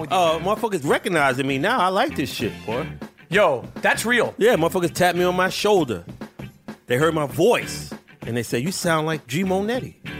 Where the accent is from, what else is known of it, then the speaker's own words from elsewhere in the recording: New York City, New York, United States; I was born in New York City